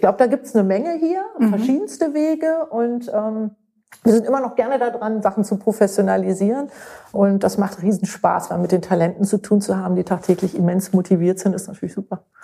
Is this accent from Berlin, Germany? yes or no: yes; Berlin, Germany; moved away as an adult; also born or lived in Munich; now in Münster, Germany; in München geboren, in Berlin aufgewachsen bin